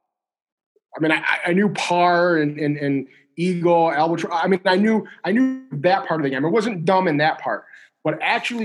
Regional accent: Midwest, United States; I'm, if you want to call it Midwest.

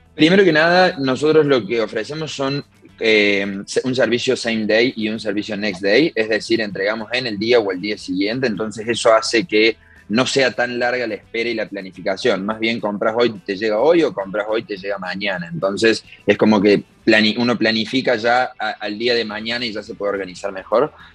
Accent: Córdoba, Argentina; somos tres socios de Córdoba, Argentina, una, una ciudad en el centro del país.

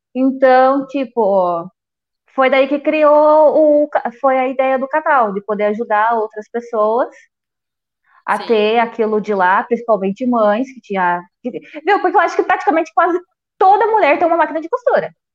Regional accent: Paranapanema, São Paulo, Brazil; Eu morava no sítio, aqui mesmo. Hoje tem faculdade aqui na minha cidade.

